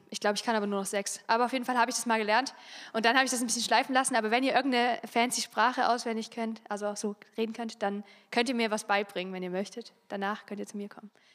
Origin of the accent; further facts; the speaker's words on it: Freiberg, Saxony, Germany; now in Chemnitz, Germany; Ich bin in Freiberg aufgewachsen, das ist hier ganz in der Nähe, so eine Kleinstadt.